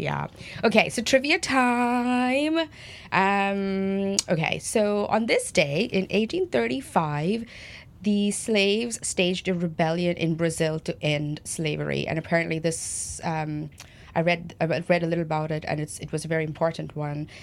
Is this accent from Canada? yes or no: no; Mumbai, Maharashtra, India; now in Cork, Ireland; I'm from Bombay